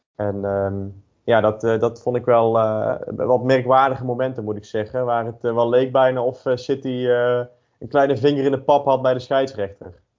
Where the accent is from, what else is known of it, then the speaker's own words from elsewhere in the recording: North Brabant, Netherlands; ik ben geboren en, en getogen in, in Brabant